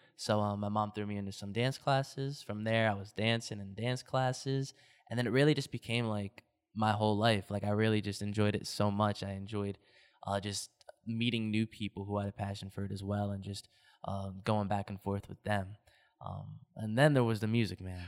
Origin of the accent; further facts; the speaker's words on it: New Jersey, United States; also born or lived in Toms River, New Jersey; I am a New Jersey, uh, native. I live right over the bridge in Tom's River, New Jersey.